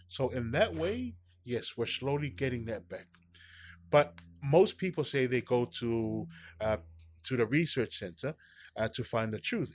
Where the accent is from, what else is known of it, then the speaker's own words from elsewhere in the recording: Samoa; I grew up in Samoa